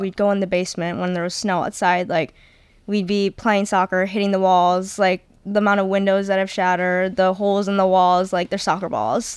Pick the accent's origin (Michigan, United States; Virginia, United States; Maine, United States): Michigan, United States; Macomb; also born or lived in Texas; my hometown is near Justina. I'm from Macomb, Michigan